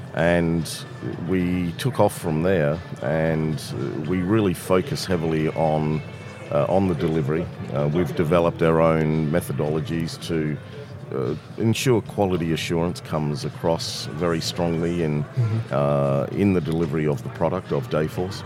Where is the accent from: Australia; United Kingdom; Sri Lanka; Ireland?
Australia; moved away as an adult; also born or lived in Toronto, Canada; now in Canada; I'm originally from Australia and moved to Canada